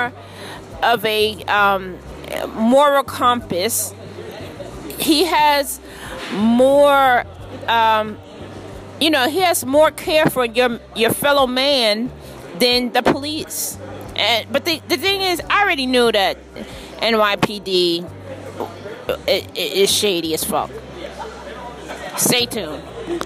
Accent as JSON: {"language": "English", "town": "New York City", "region": "New York", "country": "United States", "moved": "yes", "lives_now": "Charlotte, United States", "said": "I am from Queens."}